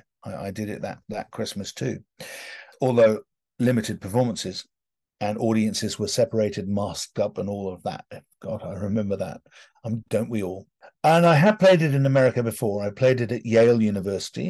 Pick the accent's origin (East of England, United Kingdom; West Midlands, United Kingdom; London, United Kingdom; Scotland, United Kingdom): London, United Kingdom; accent: British; being British and having grown up in London